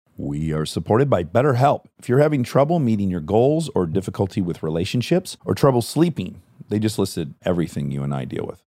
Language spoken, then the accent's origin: English; Detroit, Michigan, United States; moved away; I grew up in Detroit